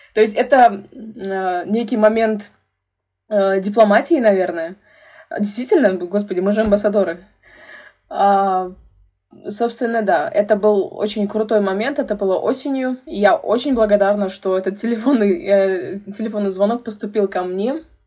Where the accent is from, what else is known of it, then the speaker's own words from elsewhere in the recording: Tashkent, Uzbekistan; я э, родилась и выросла в Ташкенте, в Узбекистане